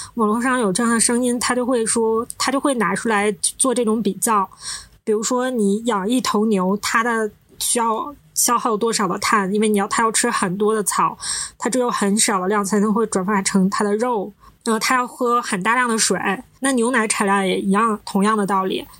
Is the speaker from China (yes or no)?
yes; Northeast China, China; 我们是三个来自东北的ladies